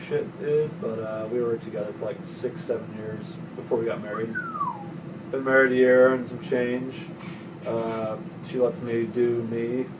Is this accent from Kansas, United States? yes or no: yes; Kansas, United States; moved away as an adult; also born or lived in Georgia; I was raised in Kansas. I moved to Georgia